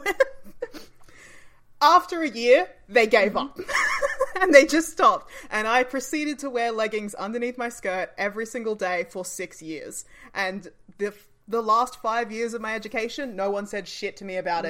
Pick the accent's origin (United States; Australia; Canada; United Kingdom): Australia; us as Australian audiences